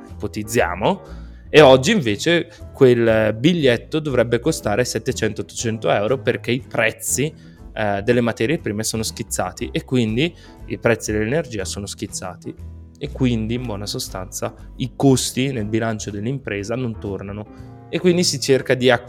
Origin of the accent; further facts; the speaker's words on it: Bergamo, Lombardy, Italy; qua dalle nostre parti, quindi più o meno vicino a Lecco, io sono di Bergamo più o meno, ecco